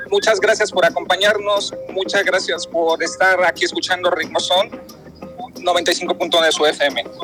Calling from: Tecámac, State of Mexico, Mexico; vengo desde Tecama, escuchando la radio y escuchando a ustedes.

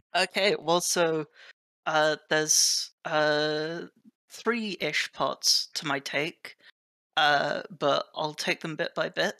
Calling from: Oxford, South East England, United Kingdom; I am calling from, uh, Oxford United Kingdom.

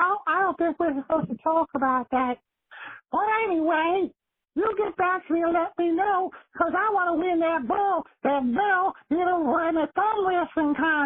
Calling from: Alabama, United States; Yeah, I'm calling now from Alabama.

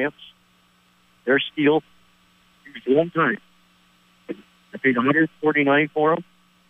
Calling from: Crown Point, New York, United States; Calling from Crown Point.

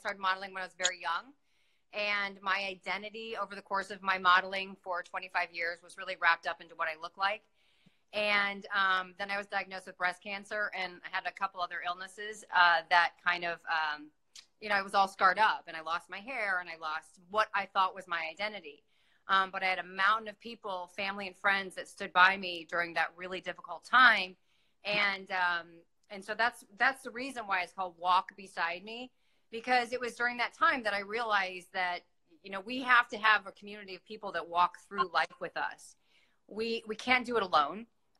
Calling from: Miami, Florida, United States; Hi, I'm coming from Miami.

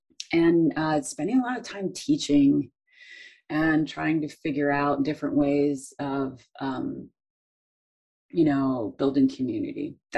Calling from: Madison, Wisconsin, United States; I'm coming from Ho-Chunk Land, which is Madison, Wisconsin.

